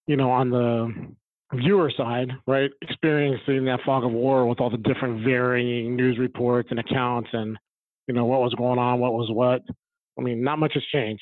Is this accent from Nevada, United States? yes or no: yes; Las Vegas, Nevada, United States; moved away; also born or lived in Phoenix; I grew up in Vegas